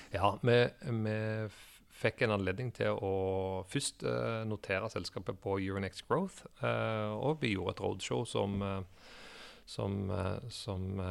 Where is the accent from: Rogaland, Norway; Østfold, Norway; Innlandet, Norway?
Rogaland, Norway; Stavanger; moved away as an adult; also born or lived in England; jeg er en gutt fra Stavanger som eh, har vokst opp eh, i oljebyen.